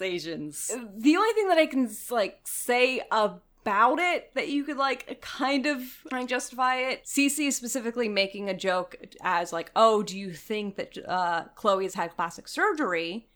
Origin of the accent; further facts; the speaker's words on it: Florida, United States; I'm from the fucking South. I'm from Florida